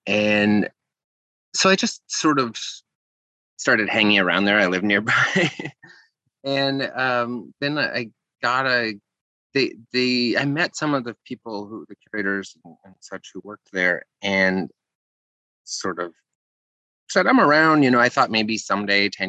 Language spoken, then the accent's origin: English; South Dakota, United States; I grew up in South Dakota